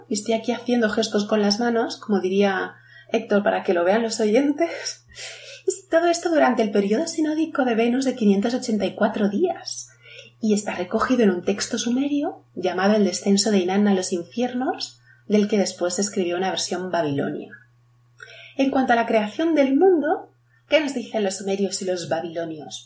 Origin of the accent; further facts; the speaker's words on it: Spain; yo como soy española digo árbol